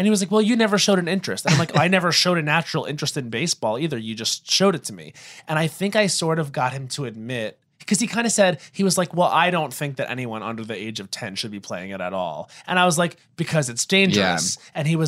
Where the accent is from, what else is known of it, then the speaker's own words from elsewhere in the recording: Long Island, New York, United States; I'm from Long Island